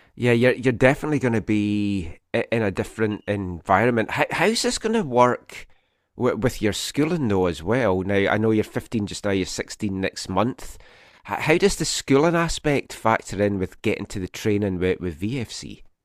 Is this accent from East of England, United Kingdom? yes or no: no; Scotland, United Kingdom; now in Vancouver, Canada; as a Scottish person